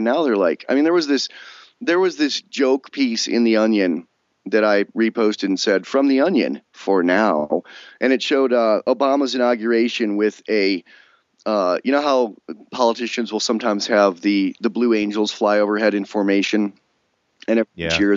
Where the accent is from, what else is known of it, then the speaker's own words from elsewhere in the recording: upstate New York, United States; also born or lived in California; now in Wyoming, United States; I grew up in New York State